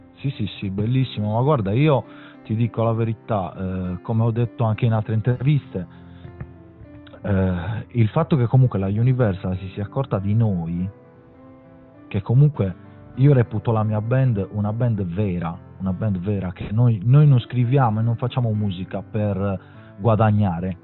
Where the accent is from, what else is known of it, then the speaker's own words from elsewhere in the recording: Sardinia, Italy; also born or lived in Milan; te lo dico da sardo